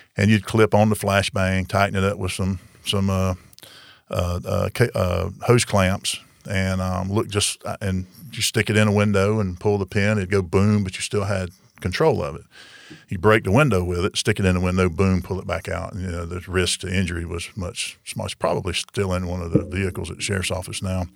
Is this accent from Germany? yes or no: no; Marianna, Florida, United States; now in Tallahassee, United States; Jackson County and run in my hometown